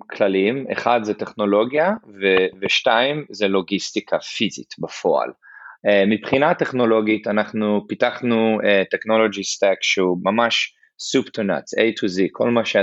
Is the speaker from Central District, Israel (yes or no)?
no; Eilat, Southern District, Israel; moved away as an adult; also born or lived in Nigeria; now in United States; אני כן אני אילתי במקור אני נולדתי באילת אה, ההורים שלי עבדו במשרד החינוך ובסולל בונה המון שנים אז אני דווקא יחסית גדלתי בניגריה, באפריקה